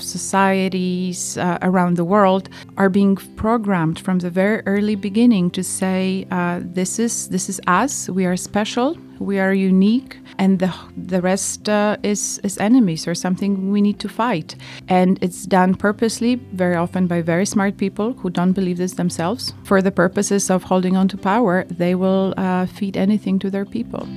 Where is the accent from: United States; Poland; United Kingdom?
Poland; I was born in Poland in 1972